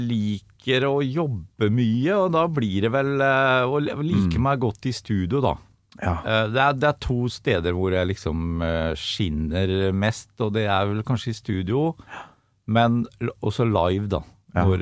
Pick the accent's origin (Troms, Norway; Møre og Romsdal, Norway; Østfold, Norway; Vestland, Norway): Østfold, Norway; Sponvika; jeg kommer fra Sponvika, som er eh, et lite fiskevær på utsida av Sinsensusbrua. Ja. Rett i munningen av, der du kommer inn i Iddefjorden.